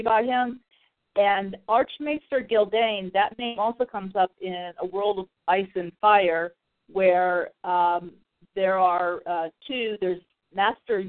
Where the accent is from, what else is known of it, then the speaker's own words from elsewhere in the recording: Clearwater, Florida, United States; moved away as an adult; My hometown. I moved away from there this last year